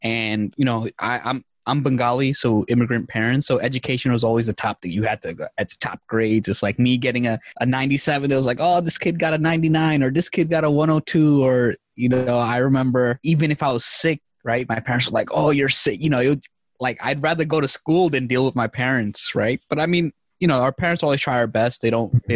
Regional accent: New York City, New York, United States; also born or lived in Bangladesh; I came here when I was three years old

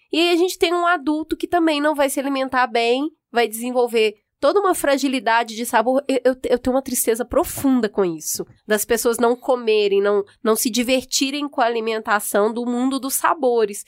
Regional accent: Minas Gerais, Brazil; Eu, como uma boa mineira

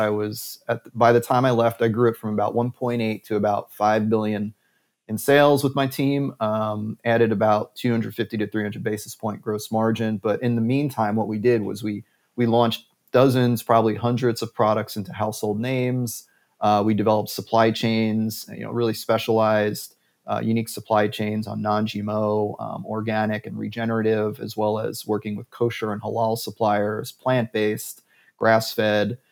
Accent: New York City, New York, United States; Bronx, New York, 10467, right near the zoo and the botanical garden

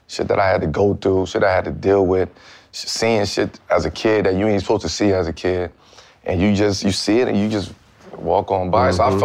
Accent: Brooklyn, New York, United States; So it was just hard growing up in Brooklyn, man, as a kid.

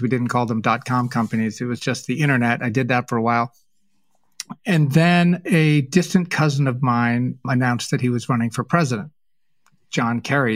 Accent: New England, United States; I was raised in New England

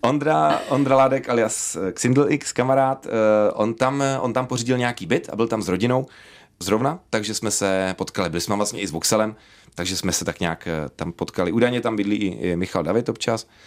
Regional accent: Dvůr Králové nad Labem, Hradec Králové Region, Czechia; A já pocházím ze Dvora Králové, což je kousíček do Polska.

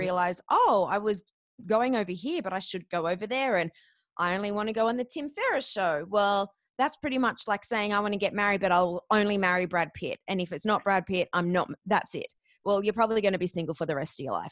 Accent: Australia; I'm a koala, not a kiwi

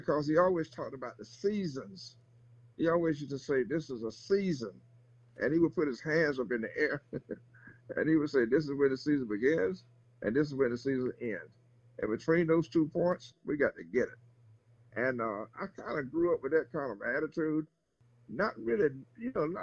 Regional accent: North Carolina, United States; also born or lived in Greensboro, North Carolina; I'm from North Carolina.

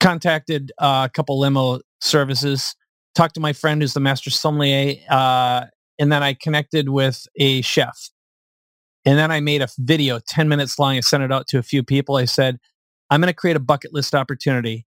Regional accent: Minnesota, United States; now in San Diego, United States; I live in San Diego. I like where I live. I'm from Minnesota

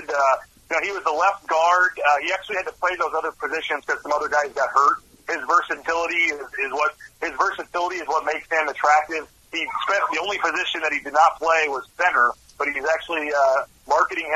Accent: St. Louis, Missouri, United States; moved away as an adult; now in Boise, United States; I'm not from Boise. I'm from St. Louis, actually, and I just moved out here randomly for the job.

